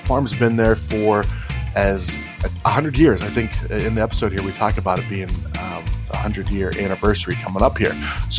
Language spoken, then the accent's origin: English; Ohio, United States; moved away; I grew up in Ohio, and my sister and brother-in-law own a dairy farm, so I hated farms growing up.